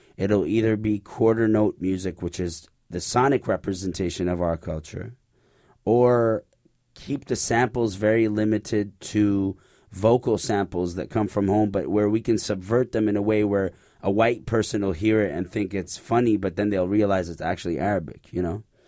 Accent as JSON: {"language": "English", "country": "Canada", "tie": "born or raised there", "said": "Growing up in Canada"}